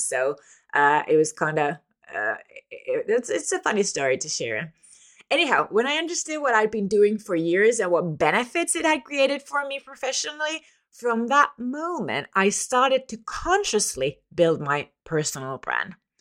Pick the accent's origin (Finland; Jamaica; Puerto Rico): Finland; from Finland